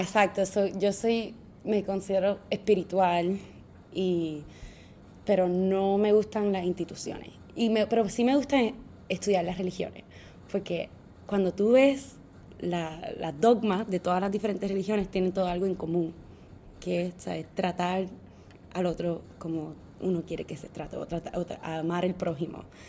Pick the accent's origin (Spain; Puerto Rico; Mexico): Puerto Rico; moved away as an adult; now in New York City, United States; ser puertorriqueño es súper complicado porque tú te crías en Puerto Rico